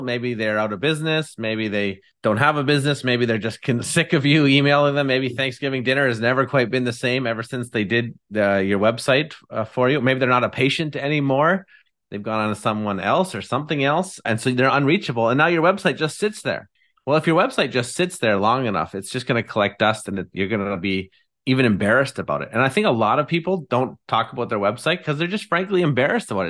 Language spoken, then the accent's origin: English; Abbotsford, British Columbia, Canada; I'm from Abbotsford, British Columbia, and live here with my lovely wife, Haley